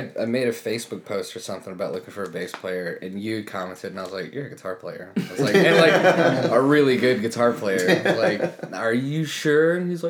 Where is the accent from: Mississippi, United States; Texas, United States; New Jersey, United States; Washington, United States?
Texas, United States; Seminole; moved away; I'm from Seminole, Texas.